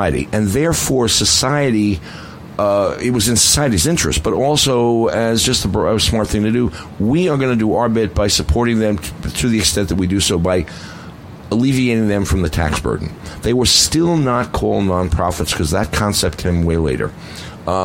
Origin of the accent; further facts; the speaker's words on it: New York City, New York, United States; I come from the Bronx, so I have different pronunciation